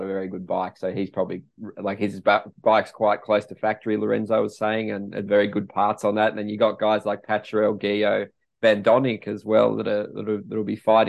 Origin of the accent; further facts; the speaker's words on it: Australia; I'm an Aussie